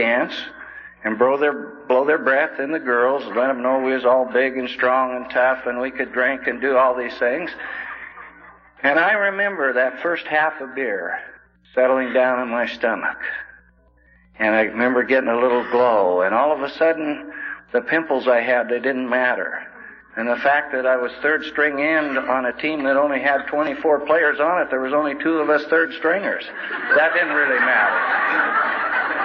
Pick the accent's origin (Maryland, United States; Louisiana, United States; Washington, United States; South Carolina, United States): Washington, United States; Coulee Dam; I was born and raised in Coulee Dam, Washington